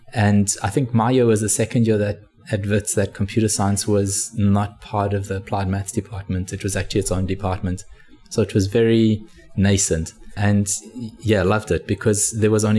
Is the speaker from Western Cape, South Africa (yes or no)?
no; Johannesburg, Gauteng, South Africa; moved away as an adult; now in Australia; I was originally from Johannesburg in South Africa. I studied at Wits University computer science.